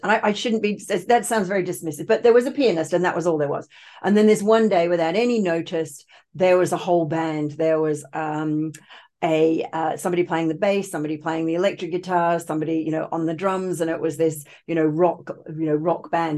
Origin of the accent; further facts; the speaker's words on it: Australia; also born or lived in United Kingdom; I was actually born in the U K, but I was raised in Australia. My parents emigrated when I was only two